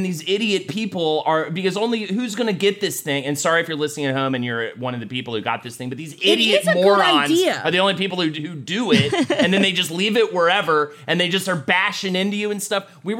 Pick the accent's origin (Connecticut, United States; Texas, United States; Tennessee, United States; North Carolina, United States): North Carolina, United States; Charlotte; now in New York City, United States; My hometown of Charlotte, North Carolina is cursed with the scooters.